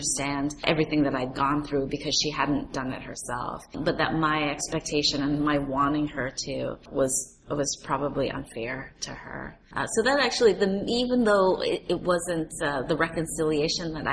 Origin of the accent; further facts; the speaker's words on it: New York City, New York, United States; New York City, which is my hometown